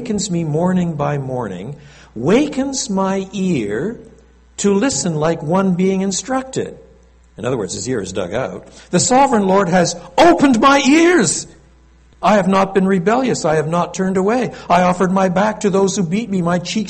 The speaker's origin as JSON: {"language": "English", "area": "Eastern Townships", "region": "Quebec", "country": "Canada", "tie": "born or raised there", "also_born_or_lived": "Montreal, Quebec", "said": "raised dans les cantons de l'Est, the eastern townships. So inevitably, I was brought up with both languages."}